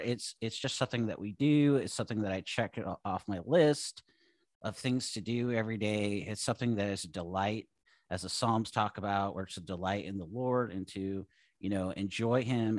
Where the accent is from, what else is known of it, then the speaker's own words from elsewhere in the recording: Seattle, Washington, United States; moved away as an adult; also born or lived in Idaho / California / Oregon; now in Southern Oregon, United States; I grew up in Seattle